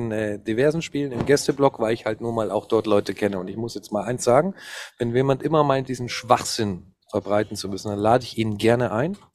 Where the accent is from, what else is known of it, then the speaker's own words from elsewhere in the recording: Cologne, North Rhine-Westphalia, Germany; Köln ist, also, sorry, aber äh, gerade als Kölner würde ich da einfach langsam reiten